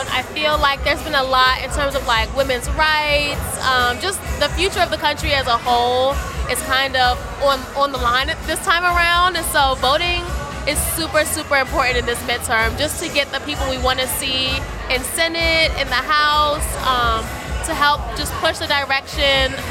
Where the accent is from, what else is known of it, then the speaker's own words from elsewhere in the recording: Maryland, United States; moved away as an adult; now in Philadelphia, United States; I'm from Maryland, born and raised, but I moved to Philly recently.